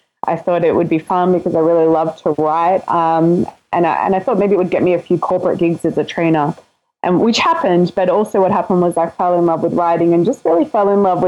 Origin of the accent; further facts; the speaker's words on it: Melbourne, Victoria, Australia; now in Gold Coast, Australia; Home is on the Gold Coast in Australia. I'm from Melbourne originally.